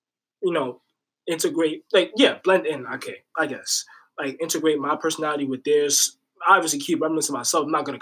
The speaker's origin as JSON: {"language": "English", "town": "New York City", "region": "New York", "country": "United States", "said": "I'm from Riverdale."}